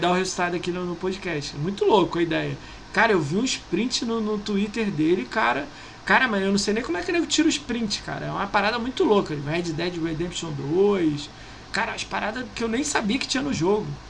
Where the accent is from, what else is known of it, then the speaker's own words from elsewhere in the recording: Niterói, Rio de Janeiro, Brazil; Eu sou de Niterói, mano, do lado da ponte